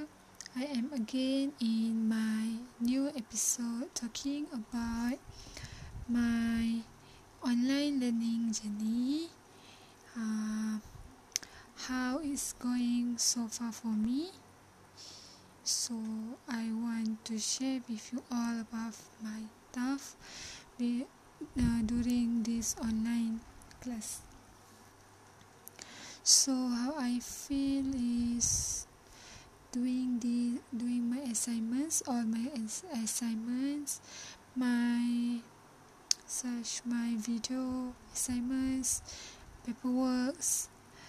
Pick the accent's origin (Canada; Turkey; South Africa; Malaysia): Malaysia; my hometown is in Felda area